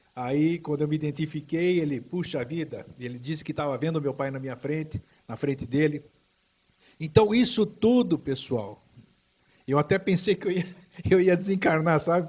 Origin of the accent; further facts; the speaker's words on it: São Paulo, Brazil; also born or lived in Greece / Itaquaquecetuba; voltar ao meu local onde eu cresci, que eu vim da Grécia em mil novecentos e cinquenta e quatro, morei um tempo em Itacoaquecetuba, região da Grande São Paulo